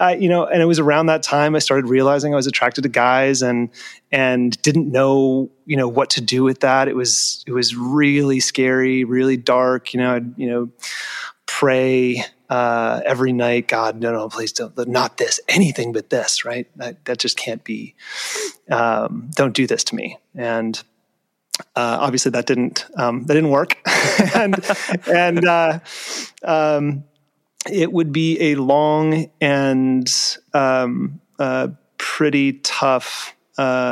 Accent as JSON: {"language": "English", "region": "Nevada", "country": "United States", "tie": "born or raised there", "moved": "as an adult", "said": "I grew up in Nevada"}